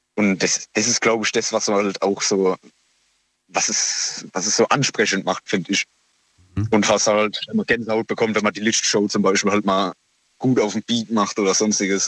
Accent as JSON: {"language": "German", "area": "near Heidelberg", "region": "Baden-Württemberg", "country": "Germany", "said": "Aus der Nähe von Heidelberg"}